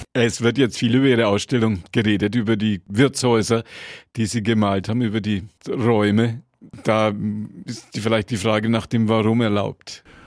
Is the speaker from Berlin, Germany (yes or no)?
no; Franconia, Bavaria, Germany; Bei uns in Franken